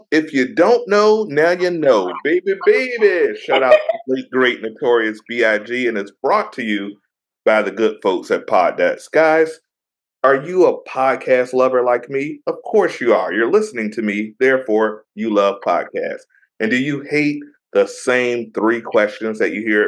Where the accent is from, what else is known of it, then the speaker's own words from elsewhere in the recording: Virginia Beach, United States; my hometown, VA